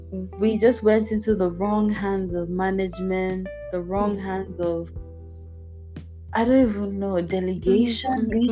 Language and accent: English; Nigeria; moved away; I'm Nigerian, yeah.